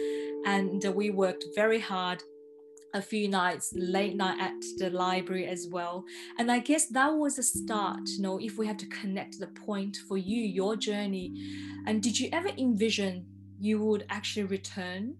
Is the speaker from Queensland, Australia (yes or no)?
no; Melbourne, Victoria, Australia; moved away; I'm from Melbourne